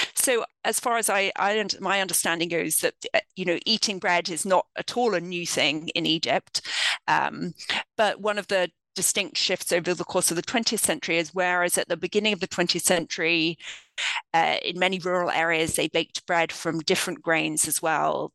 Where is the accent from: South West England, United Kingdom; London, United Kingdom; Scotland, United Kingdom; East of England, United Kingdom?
London, United Kingdom; moved away as an adult; now in United States; I grew up in the United Kingdom. I'm from London.